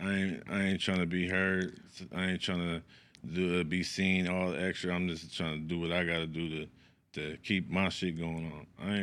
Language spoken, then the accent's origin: English; Sacramento, California, United States; I'm from the East. I'm from East Side, Sacramento, Lincoln Village.